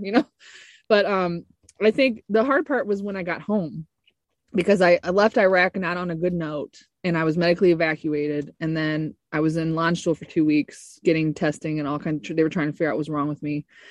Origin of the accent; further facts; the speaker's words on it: Ferguson, Missouri, United States; I was born in St. Louis, Missouri, in Ferguson, actually, the t- uh, little North County area of St. Louis.